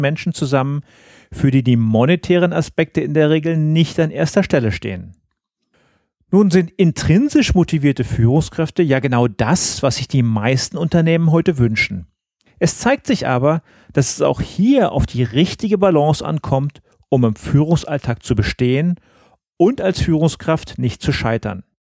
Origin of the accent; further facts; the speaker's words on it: Berlin, Germany; moved away; meine alte Heimatstadt nach Berlin